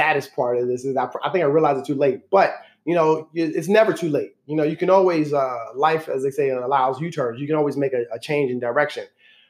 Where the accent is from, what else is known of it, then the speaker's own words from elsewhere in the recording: New York City, New York, United States; moved away as an adult; now in Baltimore, United States; But born and raised in the Bronx. Okay. South Bronx. Grew up in the South Bronx.